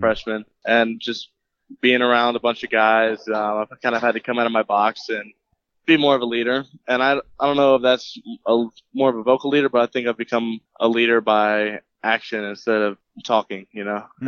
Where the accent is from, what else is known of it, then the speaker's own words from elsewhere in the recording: Jacksonville, Florida, United States; I grew up in Jacksonville pretty much my whole life